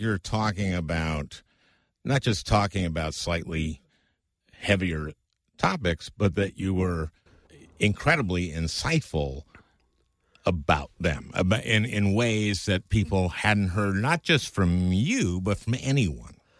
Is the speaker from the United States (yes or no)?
yes; St. Louis Park, Minnesota, United States; I grew up in Saint Louis Park